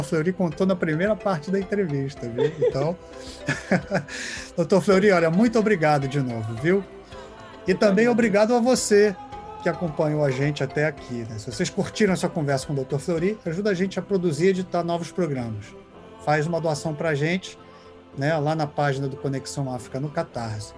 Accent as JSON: {"language": "Portuguese", "country": "Brazil", "said": "como brasileiro"}